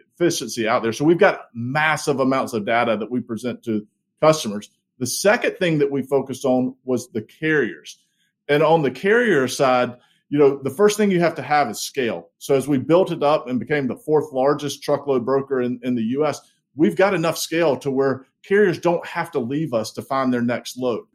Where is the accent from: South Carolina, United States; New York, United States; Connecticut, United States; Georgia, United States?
South Carolina, United States; Hartsville; moved away as an adult; now in Charlotte, United States; I grew up in a small town, n-, not too far down the road from Charlotte in Hartsville, South Carolina.